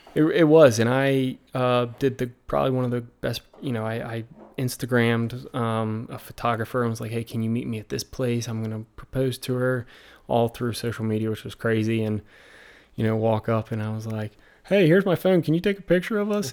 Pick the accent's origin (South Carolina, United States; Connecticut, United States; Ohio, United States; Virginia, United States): Virginia, United States; accent: American accent, Southern drawl; I'm from Virginia